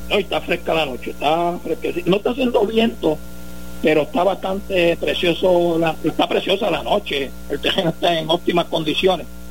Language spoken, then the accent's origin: Spanish; Villalba, Puerto Rico; estamos aquí en mi pueblo, en Villalbeliú